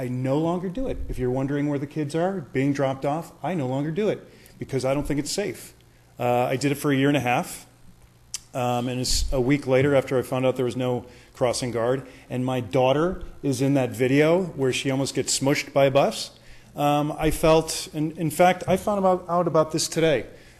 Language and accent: English; Florida, United States; now in Calabasas, United States; I come from Florida